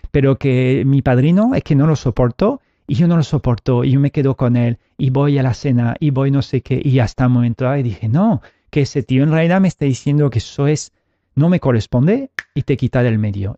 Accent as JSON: {"language": "Spanish", "country": "France", "tie": "born or raised there", "moved": "yes", "lives_now": "Spain", "said": "Yo vengo, nací en Francia"}